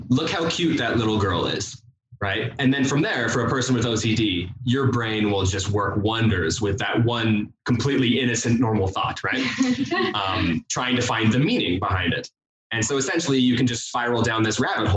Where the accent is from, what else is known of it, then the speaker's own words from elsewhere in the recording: St. George, Utah, United States; I'm from St. George, Utah.